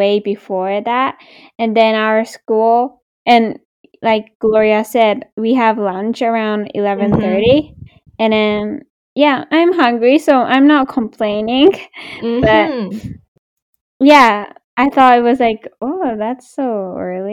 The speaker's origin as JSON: {"language": "English", "country": "Japan", "moved": "yes", "lives_now": "Canada", "said": "I'm from Japan"}